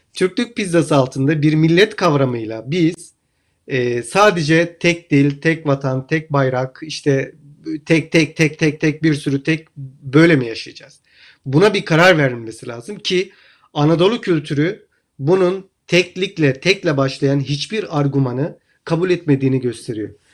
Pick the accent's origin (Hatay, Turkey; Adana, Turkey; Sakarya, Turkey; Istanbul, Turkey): Hatay, Turkey; Ben Hataylıyım